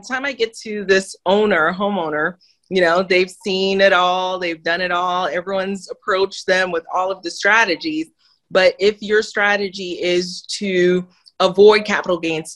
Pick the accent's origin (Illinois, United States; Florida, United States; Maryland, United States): Florida, United States; Miami; also born or lived in Haiti; now in Georgia, United States; born in Haiti. Okay, poorest country in the Western Hemisphere, was raised in Miami